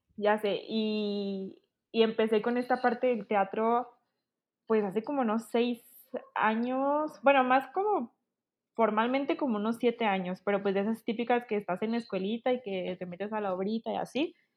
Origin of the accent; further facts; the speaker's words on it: Chihuahua, Mexico; now in Guadalajara, Mexico; yo soy originaria de Chihuahua, Chihuahua, ahorita estoy viviendo en Guadalajara